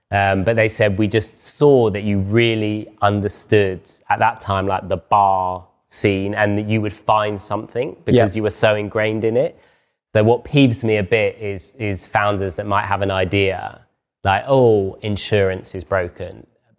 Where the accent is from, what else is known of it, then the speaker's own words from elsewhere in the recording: London, United Kingdom; I talk very London-centric, like I'm from London and I work in London.